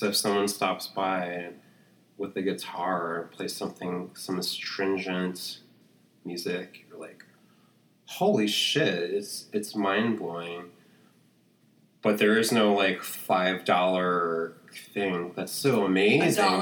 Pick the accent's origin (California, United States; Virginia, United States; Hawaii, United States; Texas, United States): Hawaii, United States; moved away as an adult; also born or lived in San Francisco; now in New York, United States; I'm from Hawaii